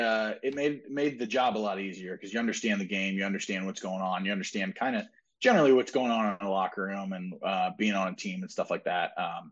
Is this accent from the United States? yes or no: yes; Indianapolis, Indiana, United States; I was like, "I grew up here in Indy," and I was like, "and I've been playing hockey here in Indy for about 20 years.